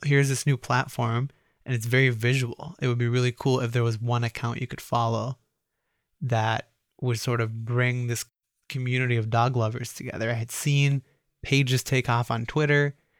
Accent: Roseville, Minnesota, United States; also born or lived in Cairo, Egypt; when people ask where I grew up, I say in Roseville, Minnesota

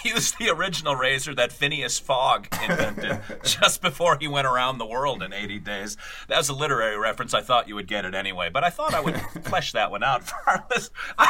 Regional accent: Philippines; I'm Filipino, so a close shave, not a close shave, isn't as relevant for me.

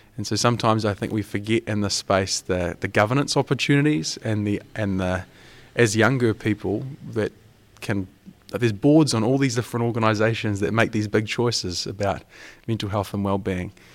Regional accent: New Zealand; I'm from Aotearoa, New Zealand, um, the bottom of the world.

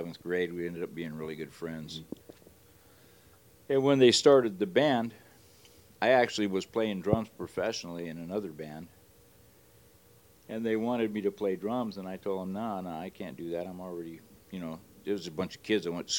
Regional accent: Hawthorne, California, United States; I grew up in Hawthorne

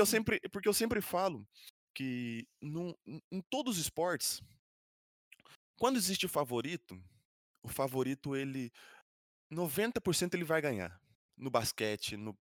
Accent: Brazil; now in Madrid, Spain; eu que sou brasileiro

